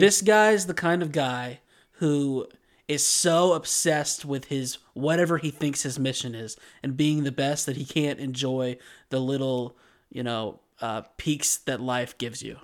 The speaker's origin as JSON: {"language": "English", "country": "United States", "said": "We are two American dudes"}